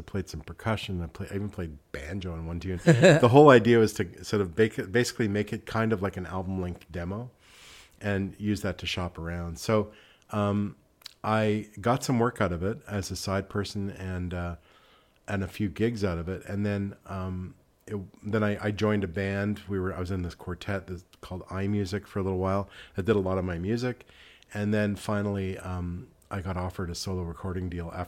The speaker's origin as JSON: {"language": "English", "town": "Montreal", "region": "Quebec", "country": "Canada", "tie": "born or raised there", "also_born_or_lived": "Nova Scotia", "moved": "yes", "lives_now": "Stratford, Canada", "said": "born and raised in Montreal"}